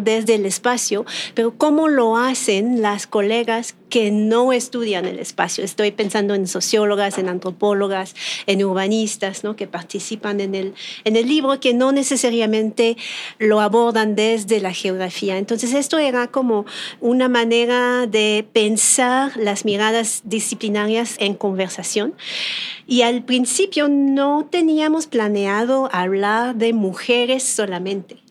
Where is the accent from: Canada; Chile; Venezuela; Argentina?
Canada; Spanish is a second language; moved away as an adult; now in Mexico City, Mexico; yo soy canadiense. Llegué aquí en la Ciudad de México hace 12 años.